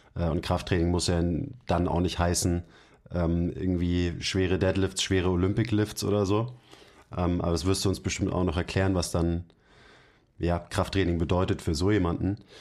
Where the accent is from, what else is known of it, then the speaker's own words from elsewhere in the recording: Germany; bei uns in Deutschland